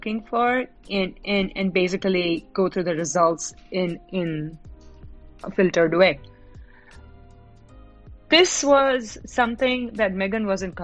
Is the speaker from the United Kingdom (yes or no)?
no; Mumbai, Maharashtra, India; moved away as an adult; now in Dallas, United States; I am currently in Dallas, Texas, but I'm originally a resident of Mumbai, India. Been here for about 6 years